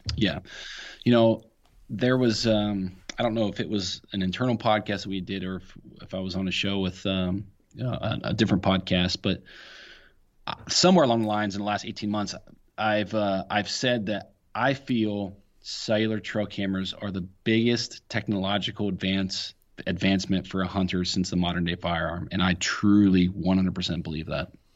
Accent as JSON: {"language": "English", "region": "Ohio", "country": "United States"}